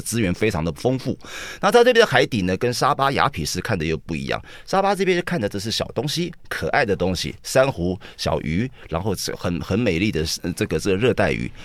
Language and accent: Chinese; Taiwan; 非常适合我们台湾人的口味